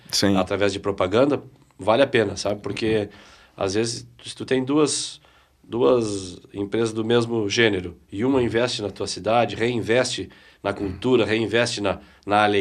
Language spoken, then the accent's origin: Portuguese; Piratini, Rio Grande do Sul, Brazil; Eu, eu sou de Piratini, né? Piratini. Piratini, que é a primeira capital farroupilha.